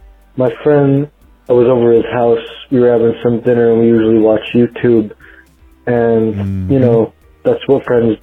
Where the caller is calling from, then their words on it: Virginia, United States; I'm calling from Virginia.